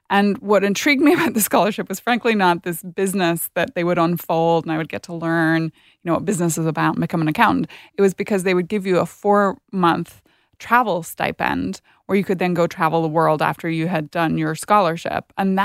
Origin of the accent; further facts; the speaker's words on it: Northern Ireland, United Kingdom; now in United States; I grew up in Northern Ireland. So I'm a Brit at heart and always will be.